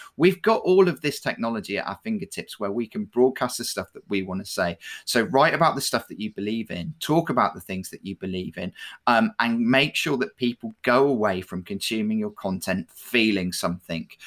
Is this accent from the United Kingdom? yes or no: yes; United Kingdom; we're, we're particularly British